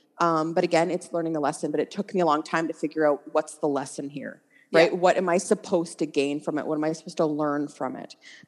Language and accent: English; Stratford, Ontario, Canada; So I'm from Stratford, as we talked about before.